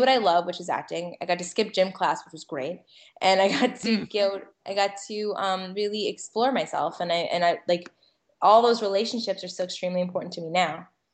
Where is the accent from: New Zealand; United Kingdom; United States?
United States; Connecticut; also born or lived in Manhattan, New York; now in New York, United States; I, grew up in Connecticut, as like to say, I was taken hostage and raised in Connecticut